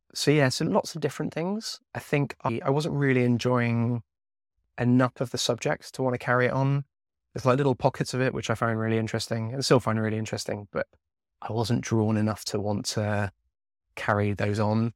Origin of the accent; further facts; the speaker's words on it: Devon, South West England, United Kingdom; I grew up down in Devon